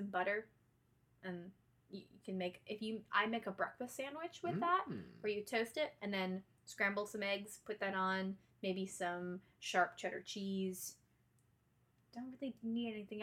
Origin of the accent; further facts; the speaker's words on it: Cleveland, Ohio, United States; where Rod and I grew up in Cleveland, there's this place called the West Side Market